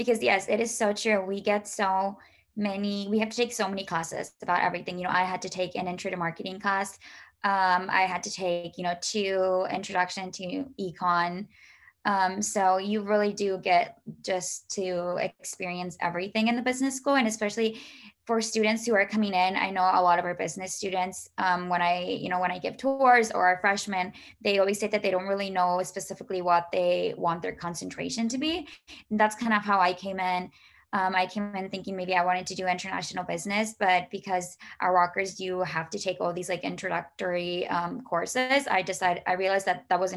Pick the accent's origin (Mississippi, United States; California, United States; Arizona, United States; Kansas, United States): Kansas, United States; Shawnee; I'm from Shawnee, Kansas